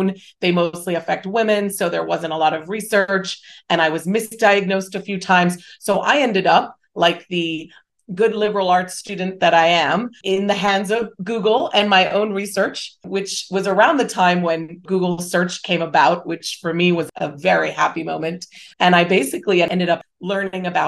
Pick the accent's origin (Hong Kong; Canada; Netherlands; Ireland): Hong Kong; moved away as an adult; also born or lived in Singapore / United States; I grew up in Hong Kong. I went to international schools. There were 3 years where I was in Singapore as well.